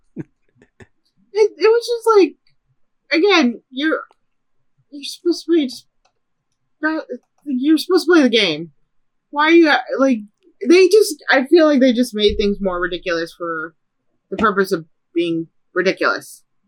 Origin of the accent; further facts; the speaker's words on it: Chicago, Illinois, United States; growing up in Chicago